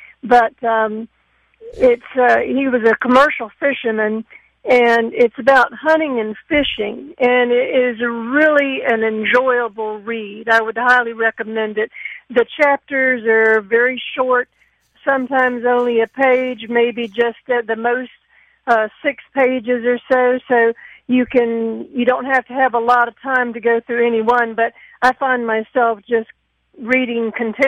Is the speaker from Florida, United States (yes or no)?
yes; Panama City, Florida, United States; now in Clearwater, United States; I grew up in Panama City